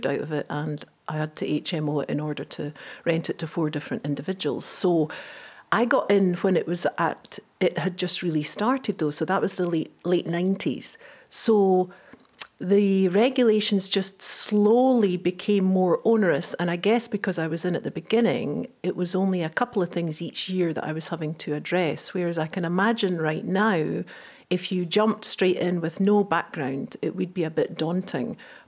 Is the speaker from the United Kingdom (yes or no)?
yes; Edinburgh, Scotland, United Kingdom; growing up in Edinburgh